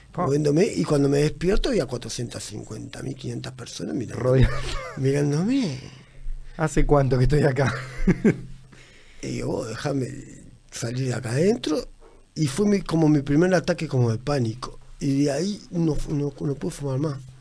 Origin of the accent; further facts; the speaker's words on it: Uruguay; also born or lived in Tacuarembó; soy uruguayo